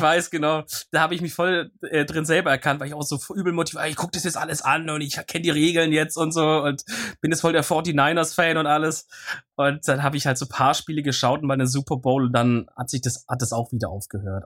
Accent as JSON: {"language": "German", "area": "near Stuttgart", "region": "Baden-Württemberg", "country": "Germany", "said": "ich komme aus der Nähe von Stuttgart"}